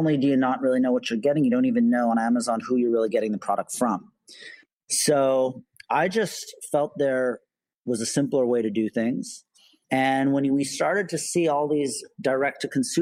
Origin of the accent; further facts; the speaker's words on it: Canada; moved away as an adult; now in New York, United States; I'm Canadian originally. I moved to New York to start the company